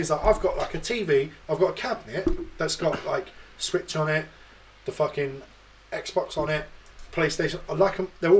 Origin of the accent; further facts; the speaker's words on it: London, United Kingdom; moved away; I'm originally from London.